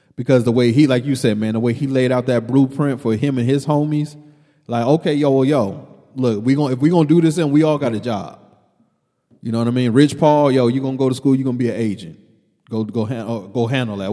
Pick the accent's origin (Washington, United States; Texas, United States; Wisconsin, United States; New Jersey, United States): Texas, United States; Killeen; also born or lived in New York; you and I just growing up in Killeen.